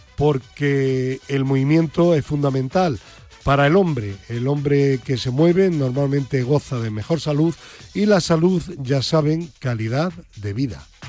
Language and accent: Spanish; Granada, Andalusia, Spain; como dicen en mi tierra, en Granada